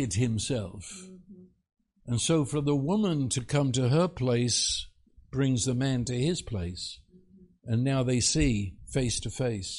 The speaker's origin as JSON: {"language": "English", "country": "United Kingdom", "said": "as a Brit"}